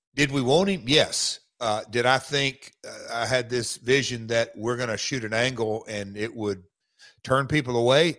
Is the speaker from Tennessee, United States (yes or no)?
yes; Nashville, Tennessee, United States; living and growing up in Nashville